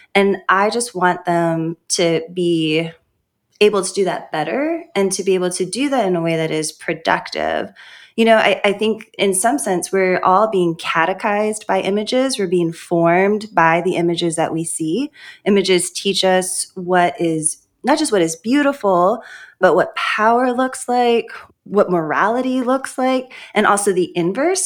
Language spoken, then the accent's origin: English; Honolulu, Hawaii, United States; also born or lived in St. Louis, Missouri; now in Lookout Mountain, United States; I was born in Honolulu, Hawaii, in a Christian biracial home